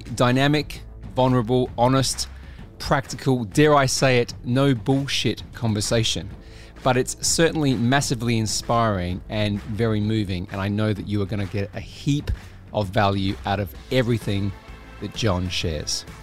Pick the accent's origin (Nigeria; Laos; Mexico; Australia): Australia; I grew up in Australia